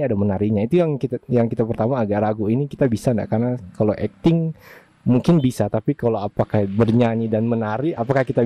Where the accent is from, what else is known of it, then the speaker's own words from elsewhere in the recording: Bitung, North Sulawesi, Indonesia; di Bitung tapi kita merasa bahwa kita punya identitas Tensia itu seolah-olah hilang hanya gara-gara